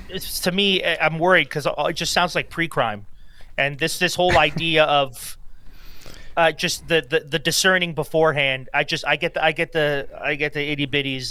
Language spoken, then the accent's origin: English; Canada; as a Canadian citizen